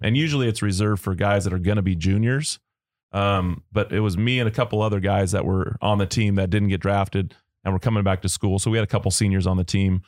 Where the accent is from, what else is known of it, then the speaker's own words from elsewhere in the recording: Long Beach, California, United States; I grew up in Long Beach